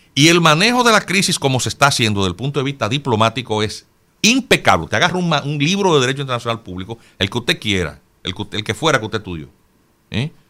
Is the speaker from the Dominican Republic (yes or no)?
yes; Dominican Republic; yo como dominicano